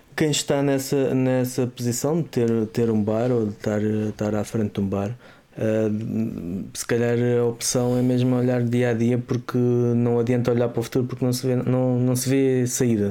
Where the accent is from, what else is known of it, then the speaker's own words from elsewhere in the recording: Azambuja, Lisbon, Portugal; onde eu cresci, a zona da Zambuja, a linha da Zambuja